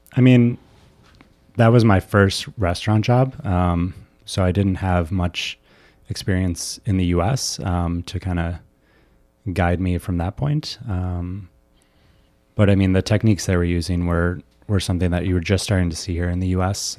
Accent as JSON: {"language": "English", "area": "suburbs of Chicago", "region": "Illinois", "country": "United States", "tie": "born or raised there", "said": "Bree and I, um, grew up in Washington Springs together, um, so suburbs of Chicago"}